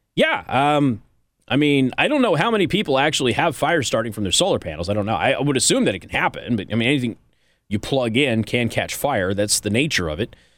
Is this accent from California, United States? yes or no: yes; California, United States; moved away; I was born in California